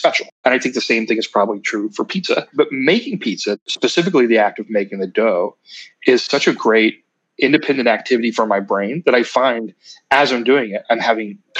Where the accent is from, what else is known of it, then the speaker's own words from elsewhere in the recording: Ironton, Ohio, United States; I'm from Ironton